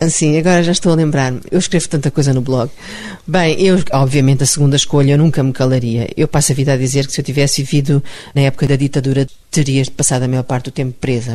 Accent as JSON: {"language": "Portuguese", "country": "Mozambique", "tie": "born or raised there", "moved": "yes", "said": "É a terra onde eu nasci, era uma terra maravilhosa"}